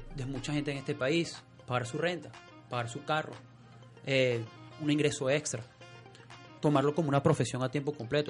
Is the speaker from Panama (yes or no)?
no; Venezuela; moved away; mi país de origen, que es Venezuela